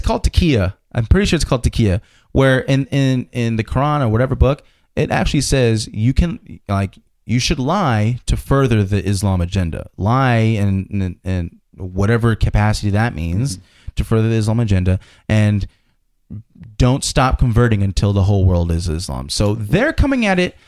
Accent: United States; I'm glad I was born in America.

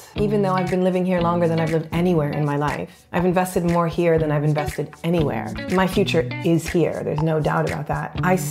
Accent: Canada; to say I'm Canadian because that's what people will immediately understand and acknowledge because of my accent. I tend to sometimes say also, you know, I'm half Canadian, half Brazilian, because that's the quick answer.

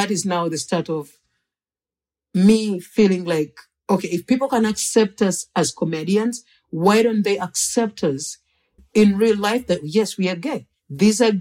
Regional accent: Uganda; moved away

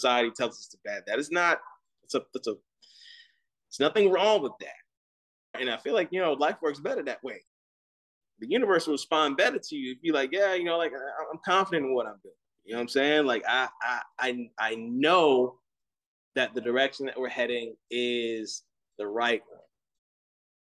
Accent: Gonzales, Louisiana, United States; moved away as an adult; now in Austin, United States; my hometown of Gonzales, Louisiana

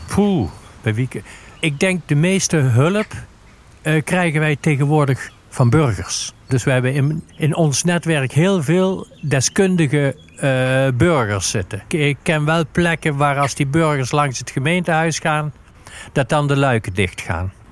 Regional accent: Sint Hubert, North Brabant, Netherlands; Ik kom uit Sint-Hubert

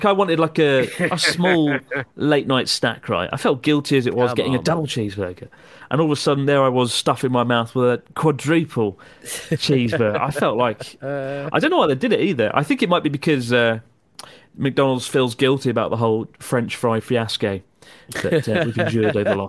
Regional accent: Maidstone, South East England, United Kingdom; We're from Maidstone, Kent, in the UK. I've been there because I was born there and I lived there for 20 years.

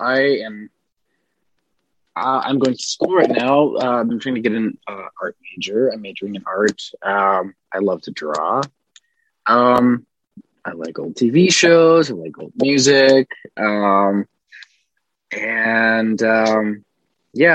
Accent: Minnesota, United States; now in Connecticut, United States; my hometown's in Minnesota and I'm in Connecticut at the moment

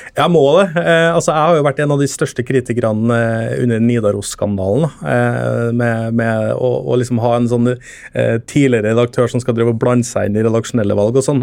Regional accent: Trøndelag, Norway; moved away as an adult; now in Oslo, Norway; jeg er trønder

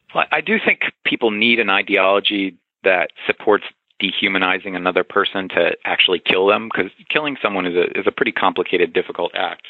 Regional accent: the South, United States; I grew up in the South

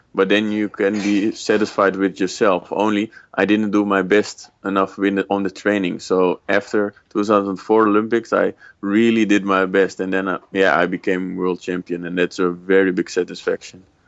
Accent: Netherlands; I was born in Holland

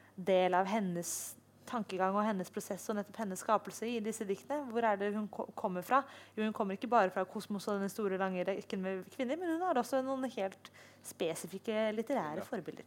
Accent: Oslo, Norway; jeg er oppvokst i Oslo

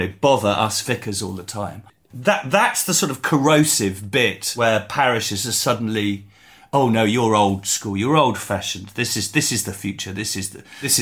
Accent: England, United Kingdom; we're English.

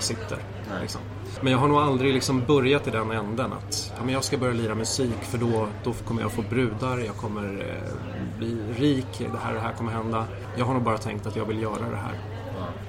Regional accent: Morgongåva, Uppsala County, Sweden; also born or lived in Nacka / Tyresö / Vittinge / Sala; Så vi flyttade till, eh, till Morgongåva, först till Vittinge och sen till Morgongåva en halv mil därifrån och eh, där gick jag i skola, där eh, växte jag upp

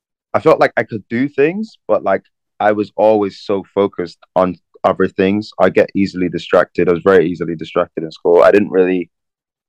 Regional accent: Belfast, Northern Ireland, United Kingdom; also born or lived in London; I grew up in London until I was 10, and then I moved to Belfast. So I'd say I really grew up in Belfast.

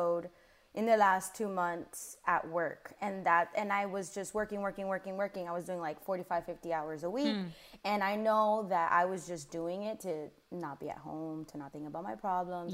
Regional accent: Miami, Florida, United States; moved away as an adult; now in Charlotte, United States

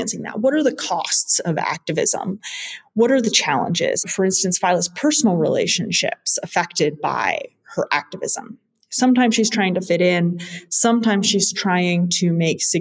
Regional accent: Vermont, United States; moved away as an adult; also born or lived in India; now in Belgium; I am from the US. I spent the last 5 years working full-time as a politics and healthcare reporter in my home state of Vermont

